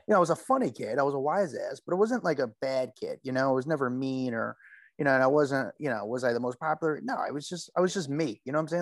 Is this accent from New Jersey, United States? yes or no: yes; Union, New Jersey, United States; I'm from Union, so I would, you know, just down the parkway a little bit